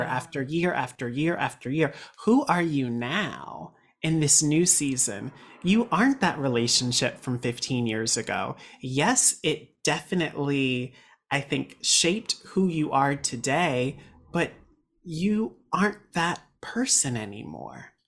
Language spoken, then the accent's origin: English; Raleigh, North Carolina, United States; moved away as an adult; now in New York City, United States; I am from Raleigh, North Carolina